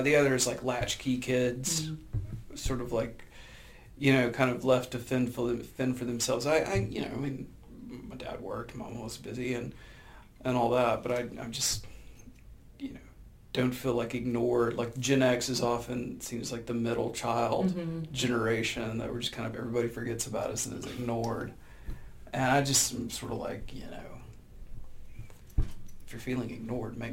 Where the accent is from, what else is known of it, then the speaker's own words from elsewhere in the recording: Birmingham, Alabama, United States; I'm from Birmingham, Alabama, so like working for U.S. Steel, working for Alabama Power